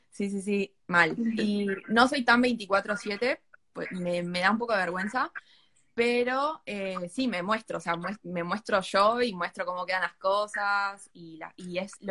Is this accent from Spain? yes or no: no; Victoria, Buenos Aires Province, Argentina; Bueno, yo soy, claro, yo soy de Victoria, de acá de San Fernando.